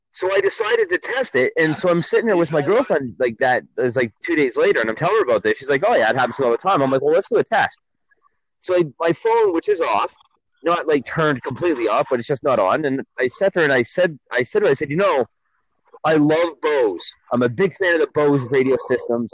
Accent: Milton, Ontario, Canada; my hometown of Milton

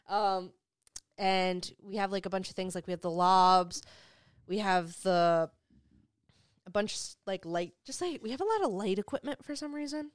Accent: Hoboken, New Jersey, United States; moved away; also born or lived in South Carolina; I grew up in Hoboken

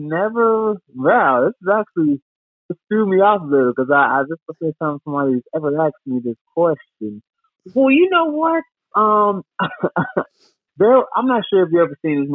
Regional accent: Dolton, Illinois, United States; also born or lived in Chicago suburbs; I'm from Dalton, Illinois, man. I grew up there.

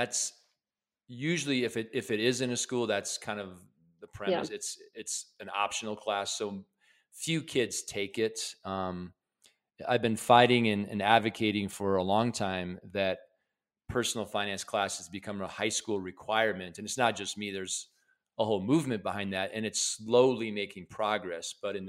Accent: Midwest, United States; I grew up in the Midwest in a lower middle class family

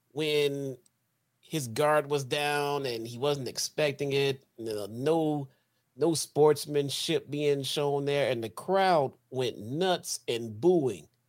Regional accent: Chicago, Illinois, United States; I'm from Chicago

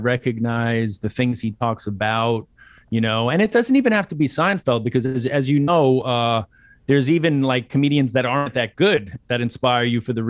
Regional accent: New York City, New York, United States; born or raised there

